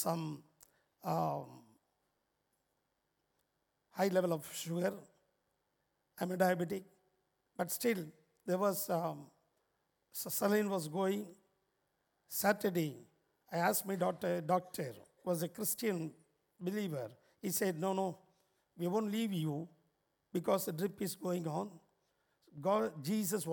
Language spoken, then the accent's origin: English; Chennai, Tamil Nadu, India; I'm coming from India, Chennai, where St. Thomas was martyred in our city